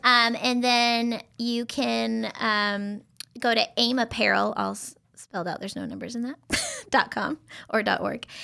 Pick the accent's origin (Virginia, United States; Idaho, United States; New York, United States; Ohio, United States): Idaho, United States; moved away as an adult; now in Tri-Cities, United States; I'm actually from Idaho